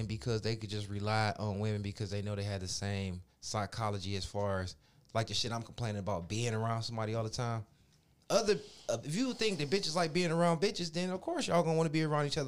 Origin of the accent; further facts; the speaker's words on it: Minnesota, United States; I was raised in Minnesota around a whole lot of white people